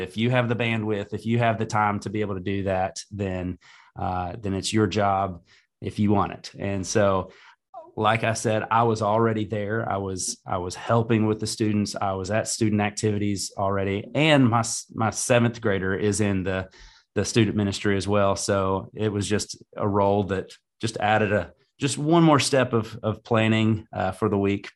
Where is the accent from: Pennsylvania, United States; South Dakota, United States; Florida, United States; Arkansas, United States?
Arkansas, United States; Greenbrier; i was able to go back to my hometown and serve um, especially i've got four kids um, and we do everything in greenbrier